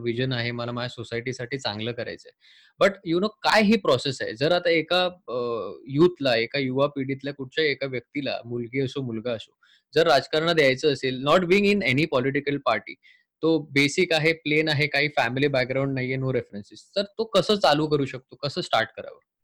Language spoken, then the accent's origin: Marathi; Sawantwadi, Maharashtra, India; मी सिंधुदुर्गातलं आहे बेस्ट सावंतवाडी हे माझं गाव आहे